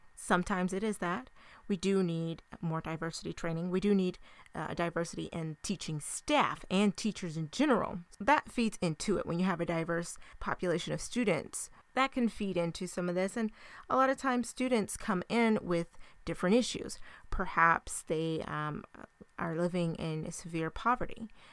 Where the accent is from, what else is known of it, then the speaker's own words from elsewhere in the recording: United States; our country